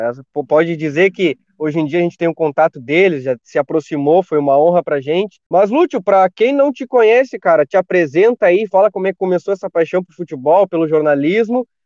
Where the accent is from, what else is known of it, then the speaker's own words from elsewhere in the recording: Cachoeira do Sul, Rio Grande do Sul, Brazil; Somos cachoeirenses ali do bairro Fátima, ali perto do quartel.